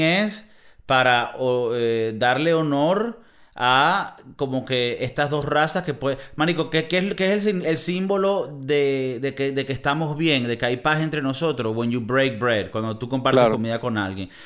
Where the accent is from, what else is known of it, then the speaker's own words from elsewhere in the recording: Venezuela; moved away; Creciendo como niño, las películas llegaban a Venezuela y se escuchaban solo en el español